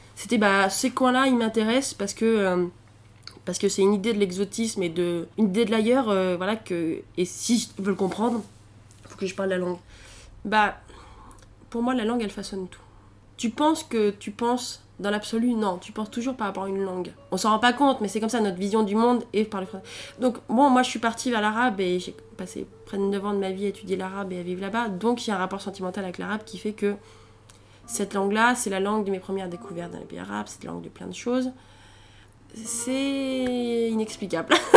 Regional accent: Allier, Auvergne-Rhône-Alpes, France; moved away as an adult; also born or lived in Alexandria, Egypt / Tunis, Tunisia; je serais bourbonnaise, parce que je viens de l'Allier et que, bon, euh, c'est j'ai quand même un rapport. Hein, voilà, j'ai passé quasiment 20 ans de ma vie là-bas

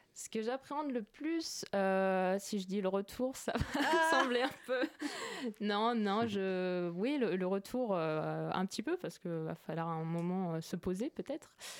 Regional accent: Orsay, Île-de-France, France; je viens de d'Orsay, dans le 91 à la base

